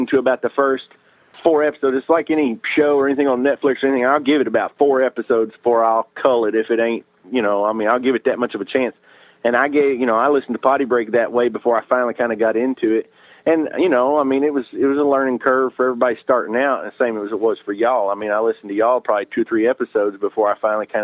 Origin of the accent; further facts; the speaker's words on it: South Arkansas, United States; I'm from South Arkansas